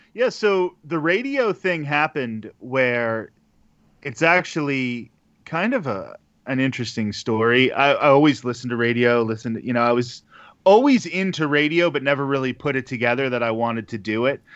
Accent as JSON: {"language": "English", "region": "Pennsylvania", "country": "United States", "also_born_or_lived": "Arizona", "moved": "as an adult", "lives_now": "Florida, United States", "said": "I'm originally from the Pennsylvania area, and I moved to Arizona and then to Florida"}